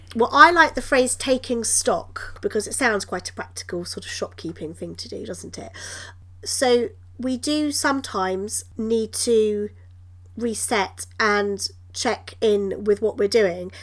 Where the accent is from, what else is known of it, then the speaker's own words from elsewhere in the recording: United Kingdom; I'm British